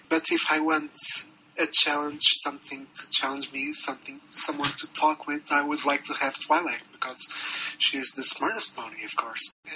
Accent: Portugal; moved away as an adult; now in Brasilia, Brazil; I'm from Portugal. I, I came to work here

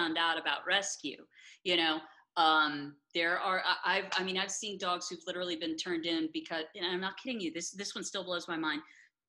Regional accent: Atlanta, Georgia, United States; I grew up here in Atlanta. And I think there was a point in time where, like, I'd gone to college, graduated, left, did a bunch of radio gigs, came back to Atlanta.

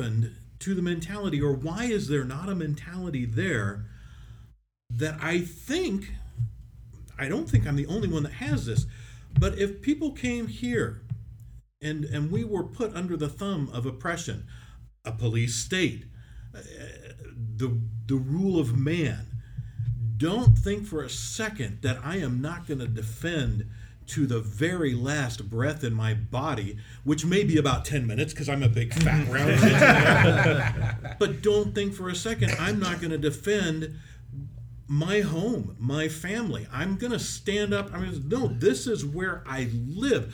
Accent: Independence, United States; I was born here. I was raised here. And I was born in a city called Independence

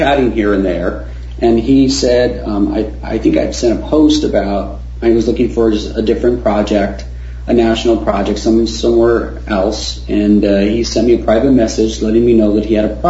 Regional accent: Tucson, Arizona, United States; I was raised in Tucson

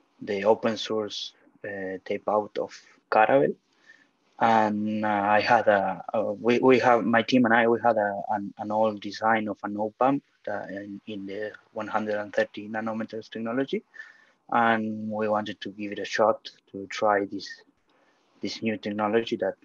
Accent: Argentina; I'm from Argentina.

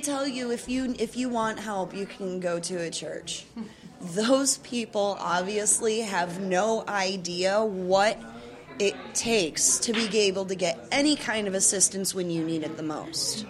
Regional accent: Chicago, Illinois, United States; now in St. Louis, United States; I'm not originally from St. Louis. Um, I was born and raised in Chicago, the Chicagoland area.

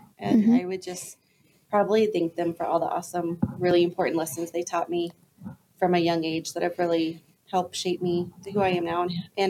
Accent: Florida, United States; moved away as an adult; now in Utah, United States; So I'm originally from Florida, born and raised, and I've been here in Utah 2.5 years.

